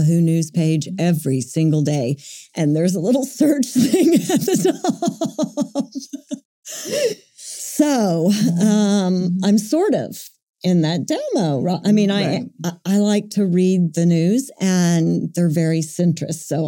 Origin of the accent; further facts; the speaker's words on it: Buffalo, Oklahoma, United States; My little hometown that I grew up in, Buffalo, Oklahoma